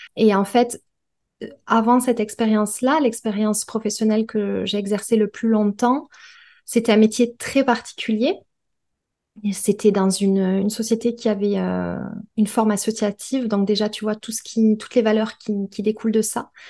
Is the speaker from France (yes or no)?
yes; Perpignan, Occitania, France; moved away as an adult; now in Toulouse, France; je suis originaire de Perpignan. J'y ai euh, j'ai passé les 30 premières années de ma vie